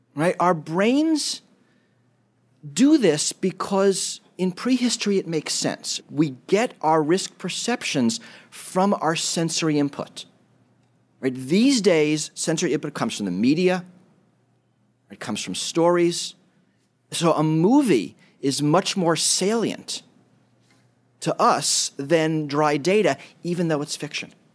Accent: New York City, New York, United States; I grew up in New York City

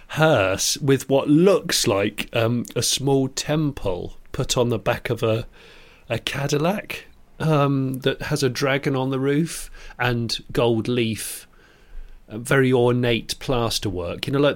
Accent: United Kingdom; Which doesn't make any sense as a British person, let alone as a foreign person.

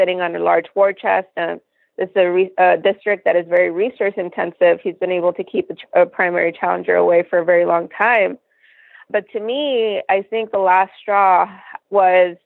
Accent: Laredo, Texas, United States; I was born and raised here in Laredo, Texas

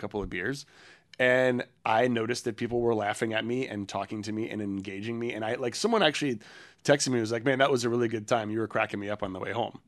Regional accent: United States; we're from the States

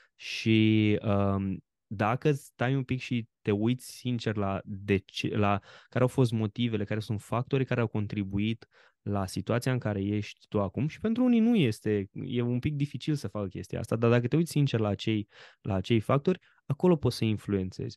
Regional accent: Romania; ca român

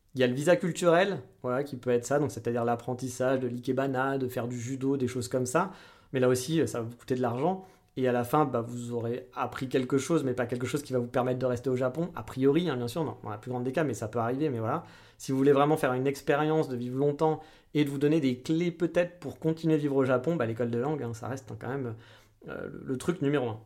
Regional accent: France; moved away; on était français

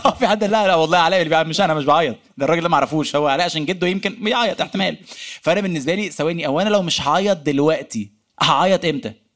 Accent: Egypt; احنا كمصريين

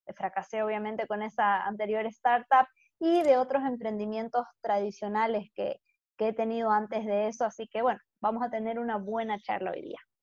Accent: Santa Cruz de la Sierra, Santa Cruz, Bolivia; nací aquí en Bolivia, en Santa Cruz, y he vivido básicamente toda mi vida acá

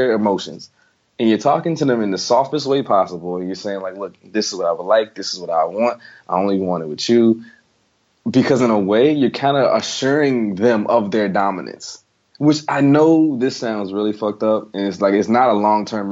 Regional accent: the South, United States; I'm from the South

